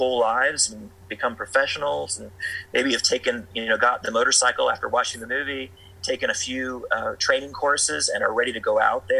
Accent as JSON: {"language": "English", "town": "Tulsa", "region": "Oklahoma", "country": "United States", "tie": "born or raised there", "also_born_or_lived": "Southern California", "moved": "yes", "lives_now": "Cortez, United States", "said": "I grew up in Tulsa, Oklahoma"}